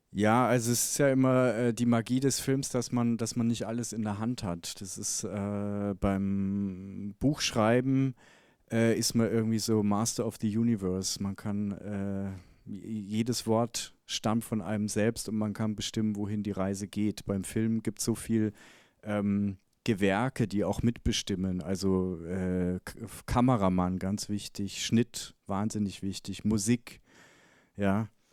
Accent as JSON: {"language": "German", "region": "Bavaria", "country": "Germany", "tie": "born or raised there", "said": "ich komme aus dem Nachbartal, wo er aufgewachsen ist, bin ich geboren worden und aufgewachsen."}